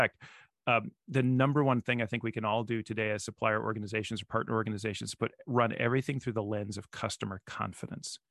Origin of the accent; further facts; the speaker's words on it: Nebraska, United States; I'm from Nebraska